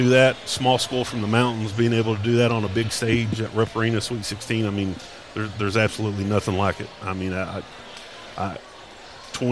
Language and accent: English; Paintsville, Kentucky, United States; growing up in Johnson County, Paintsville my whole life